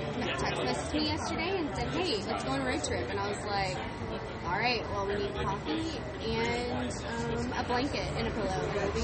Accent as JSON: {"language": "English", "region": "Texas", "country": "United States", "tie": "born or raised there", "said": "I grew up in Texas"}